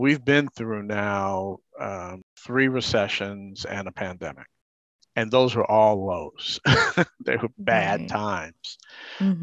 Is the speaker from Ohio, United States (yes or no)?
no; New York City, New York, United States; I grew up in Harlem.